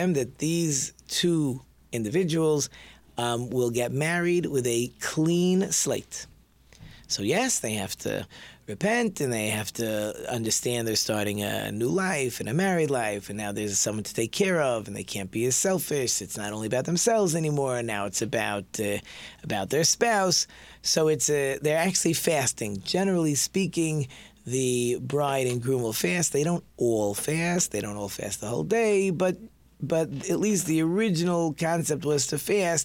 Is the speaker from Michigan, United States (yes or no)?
yes; Detroit, Michigan, United States; we're from Detroit